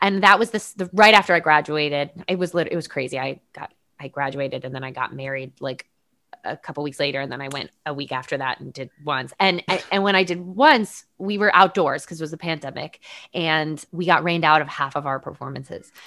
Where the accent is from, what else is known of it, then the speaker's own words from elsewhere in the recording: Connecticut, United States; I grew up in Connecticut, you know, close, close-ish to Sandy Hook